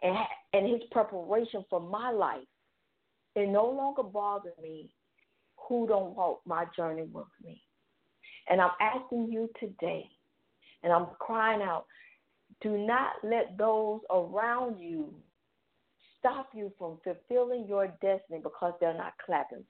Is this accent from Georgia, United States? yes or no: yes; Atlanta, Georgia, United States; I'm born and raised in Atlanta